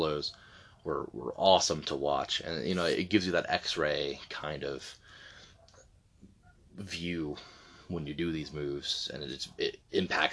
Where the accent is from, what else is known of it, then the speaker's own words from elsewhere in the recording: Delaware, United States; moved away; where I'm from. Not at the moment, but born and raised in Delaware